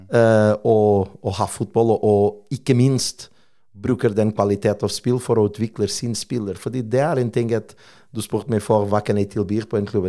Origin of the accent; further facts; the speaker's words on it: Portugal; Norwegian is a second language; now in Stavanger, Norway; jeg er portugiser